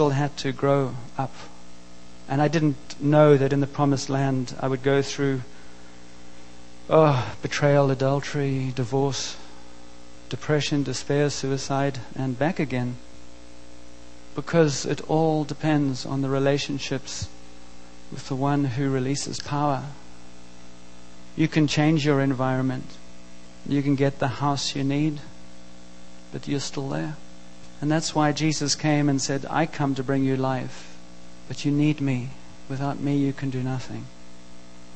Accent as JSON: {"language": "English", "country": "South Africa", "tie": "born or raised there", "said": "I grew up in South Africa and grew up in a country that was very oppressed at the time"}